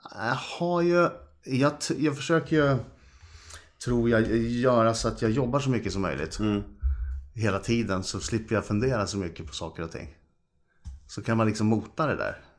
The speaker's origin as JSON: {"language": "Swedish", "town": "Karlstad", "region": "Värmland", "country": "Sweden", "moved": "yes", "lives_now": "Stockholm, Sweden", "said": "Vi kommer ju från Karlstad från början"}